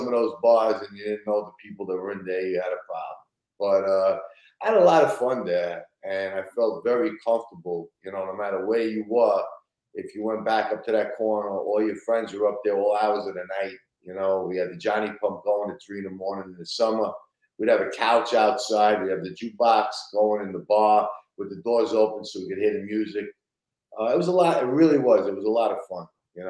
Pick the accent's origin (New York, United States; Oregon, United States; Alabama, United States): New York, United States; Brooklyn; Sunset Park, Brooklyn.